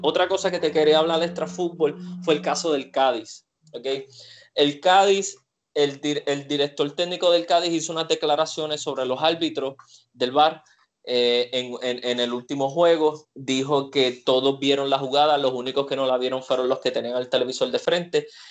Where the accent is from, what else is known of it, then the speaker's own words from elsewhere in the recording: Puerto Rico; aquí con nuestro deporte en Puerto Rico